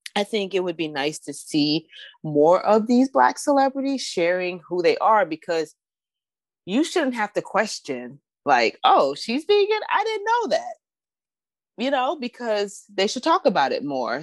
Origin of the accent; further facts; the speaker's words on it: Northern Virginia, United States; moved away; also born or lived in Southeast Washington, D.C.; I grew up in Northern Virginia.